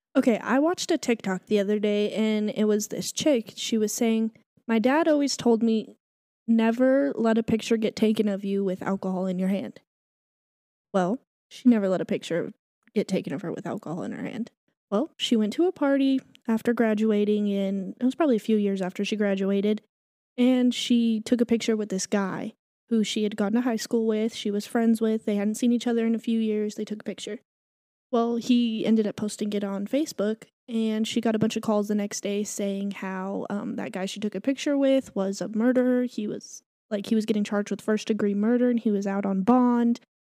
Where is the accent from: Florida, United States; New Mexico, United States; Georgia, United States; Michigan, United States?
New Mexico, United States; moved away; I'm from New Mexico, like, you know, two hours that way